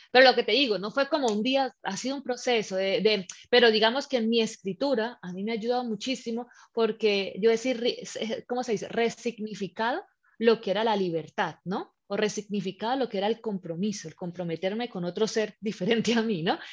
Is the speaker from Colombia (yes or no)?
yes; Colombia; moved away as an adult; also born or lived in Spain; now in Malta; yo soy colombiana, pero llevo ya ocho años viviendo fuera de mi país.